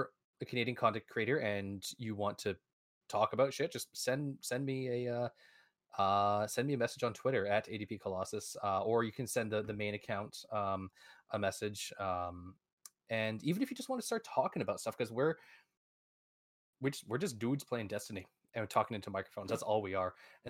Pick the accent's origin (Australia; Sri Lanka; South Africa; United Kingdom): United Kingdom; England; I'm English, so I'm allowed to rag on them.